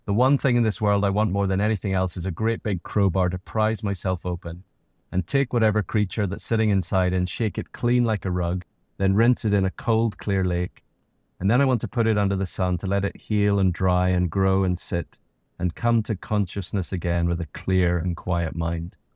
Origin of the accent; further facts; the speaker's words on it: Tennessee, United States; born there; I was born in Tennessee.